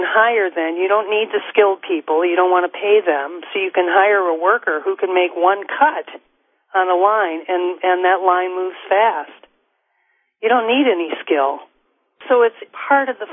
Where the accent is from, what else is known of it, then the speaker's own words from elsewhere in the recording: Wisconsin, United States; moved away as an adult; when I was growing up in Wisconsin, we were near the Iowa border